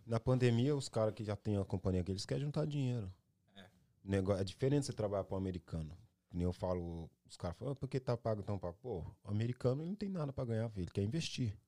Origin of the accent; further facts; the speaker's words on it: Ferraz de Vasconcelos, São Paulo, Brazil; moved away as an adult; now in United States; Mas de onde eu vim, sempre vou saber. Vim de Ferraz de Vasconcelos